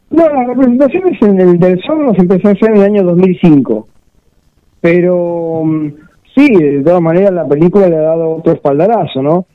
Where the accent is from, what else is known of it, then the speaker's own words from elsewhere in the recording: Mar del Plata, Buenos Aires Province, Argentina; soy una especie de Peter Stilow de Mar del Plata